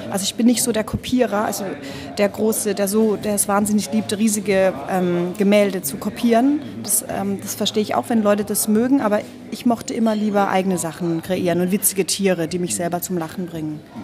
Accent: Karlsruhe, Baden-Württemberg, Germany; also ich bin in Süddeutschland geboren, in Karlsruhe, ungefähr 81

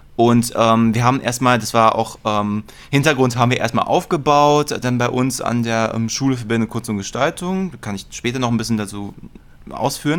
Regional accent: Berlin, Germany; bin auch in Mitte aufgewachsen

